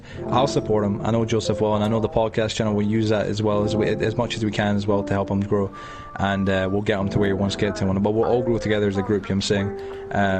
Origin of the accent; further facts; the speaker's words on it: Edinburgh, Scotland, United Kingdom; I'm from Edinburgh, Leith, to be specific. I grew up in Leith.